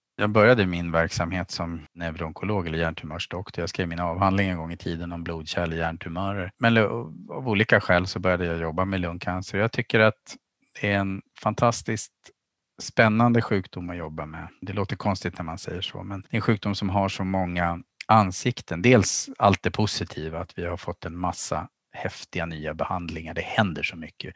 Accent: archipelago outside Stockholm, Stockholm County, Sweden; now in Umeå, Sweden; Jag växte upp i skärgårdsmiljö utanför Stockholm och bytte havet mot fjället när jag hamnade i Umeå

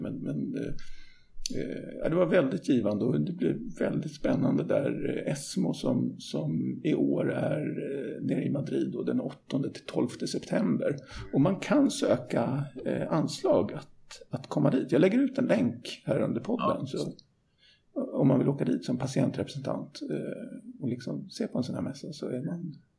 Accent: Stockholm, Stockholm County, Sweden; jag är ju från Stockholm så att jag är uppväxt med svart snö

